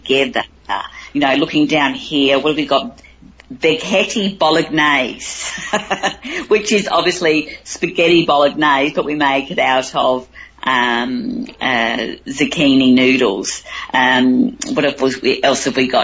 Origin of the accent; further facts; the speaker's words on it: Cairns, Queensland, Australia; in my hometown of Cairns